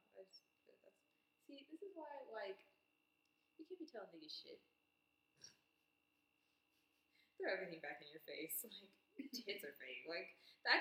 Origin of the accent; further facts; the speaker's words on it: Texas, United States; I'm from here, from Texas.